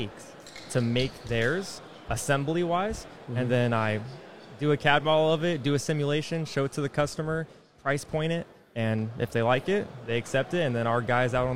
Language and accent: English; Sacramento, California, United States; moved away as an adult; also born or lived in Texas; now in St. Joseph, Michigan, United States; I actually grew up and was born and raised in Cali, Sacramento area